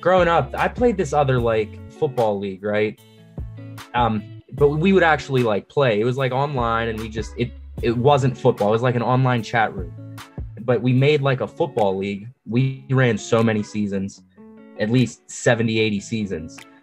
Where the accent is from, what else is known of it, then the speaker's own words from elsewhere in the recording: Greensburg, Pennsylvania, United States; I'm from Greensburg, Pennsylvania. It's like west southwest PA